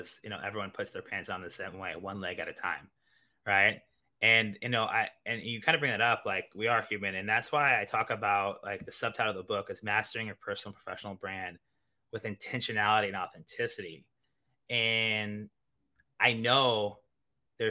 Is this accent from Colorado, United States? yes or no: no; Kansas City, Missouri, United States; moved away as an adult; also born or lived in Iowa / Italy; now in New York City, United States; I'm originally from the Midwest, Kansas City, Missouri